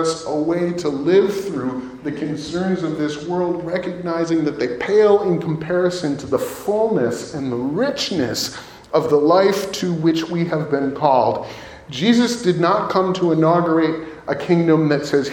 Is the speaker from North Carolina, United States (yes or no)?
no; Chicago area, Illinois, United States; now in Naperville, United States; we're from the Chicago area.